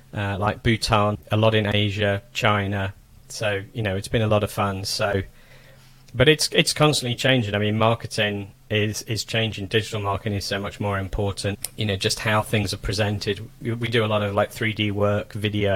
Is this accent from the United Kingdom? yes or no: yes; England, United Kingdom; moved away as an adult; also born or lived in Toulouse, France / Germany; now in United States; I come from England, was brought up in England, spent a long time in Europe, Northern Europe.